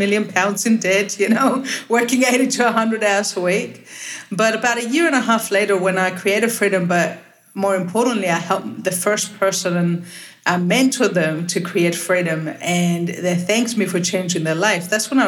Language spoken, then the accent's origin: English; Cyprus; also born or lived in Australia / London, United Kingdom / Lithuania; Well, I'm originally from Little Cyprus, but I call myself a citizen of the world because I've spent half my life living in Australia.